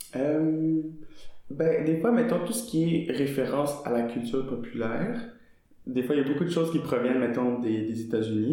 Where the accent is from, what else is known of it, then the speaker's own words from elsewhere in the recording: Montreal, Quebec, Canada; accent: Québécois; first language French; j'ai grandi à Montréal, dans le nord, dans un quartier